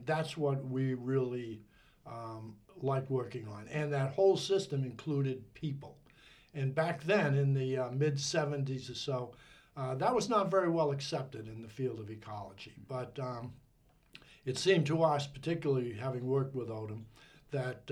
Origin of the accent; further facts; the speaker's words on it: North Andover, Massachusetts, United States; moved away as an adult; now in Maryland, United States; I grew up in North Andover, Massachusetts. And I always think the accent's gone away